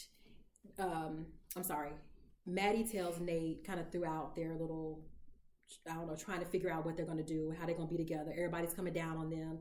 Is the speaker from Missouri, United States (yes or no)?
no; Texas, United States; I'm from Texas